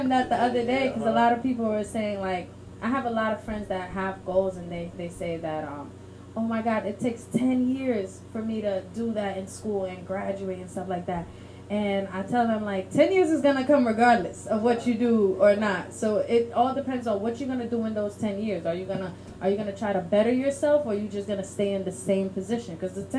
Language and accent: English; Haiti; I'm from Haiti, I'm a vagabond, and this and that, I'm a gangster, I was a big gangster in Haiti